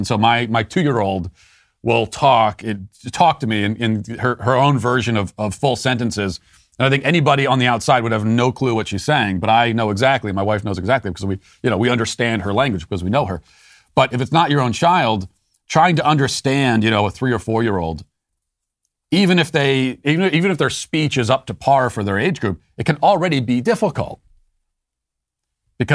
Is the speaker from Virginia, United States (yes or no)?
yes; Loudoun County, Virginia, United States; a father in Loudoun County, my hometown, speaking out about this at a school board meeting.